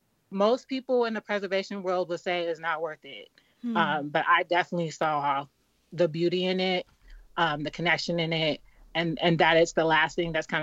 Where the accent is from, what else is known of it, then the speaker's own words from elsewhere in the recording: Los Angeles, California, United States; moved away as an adult; now in Philadelphia, United States; I'm from Los Angeles, and I actually lived through the Los Angeles riots in the 90s. I was living in South Central Los Angeles at the time. I was very young